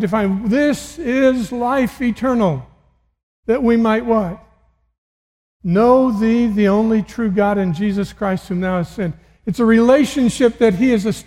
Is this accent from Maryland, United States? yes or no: no; Missouri, United States; I'm from Missouri